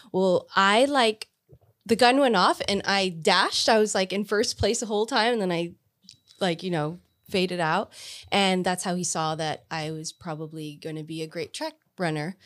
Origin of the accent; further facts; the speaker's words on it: Pharr, Texas, United States; I grew up in Far, um, our school district was so small that we connected to San Juan and Alamo